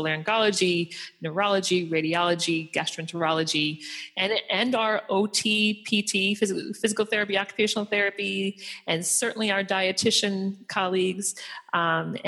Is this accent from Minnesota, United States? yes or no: no; Philadelphia, Pennsylvania, United States; now in Boston, United States; I'm from Philadelphia and I live in Boston